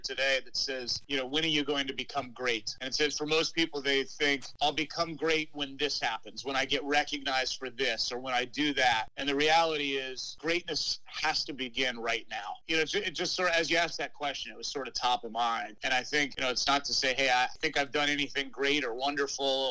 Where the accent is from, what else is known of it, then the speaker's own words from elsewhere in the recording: Midwest, United States; moved away as an adult; now in Washington, D.C. area, United States; the little town I grew up in the Midwest